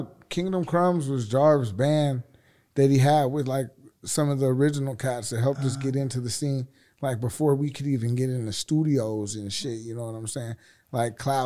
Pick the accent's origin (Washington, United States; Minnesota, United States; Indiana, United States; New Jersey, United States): Washington, United States; Seattle; we're from Seattle